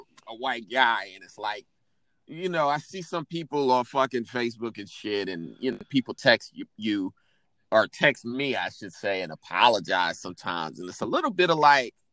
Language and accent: English; Indianapolis, Indiana, United States; I'm from Indy